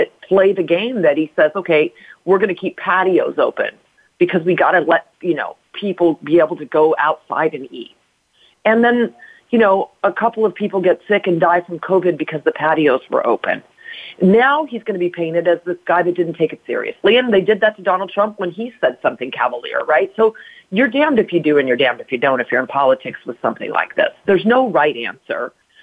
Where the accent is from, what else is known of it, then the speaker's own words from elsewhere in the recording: United States; I'm an American